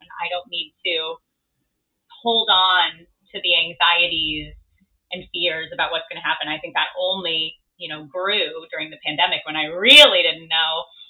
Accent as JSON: {"language": "English", "region": "Midwest", "country": "United States", "tie": "born or raised there", "lives_now": "New York City, United States", "said": "So growing up in the Midwest and then being in New York City, I've got a very interesting Facebook newsfeed these days."}